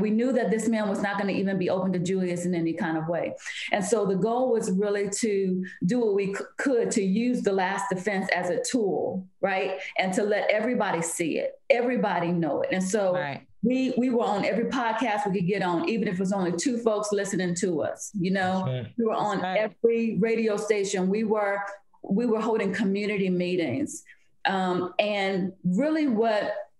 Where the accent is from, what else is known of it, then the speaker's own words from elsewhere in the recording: Virginia, United States; moved away as an adult; now in Oklahoma, United States; So I moved to Oklahoma. I'm from Virginia. I moved to Oklahoma in 2016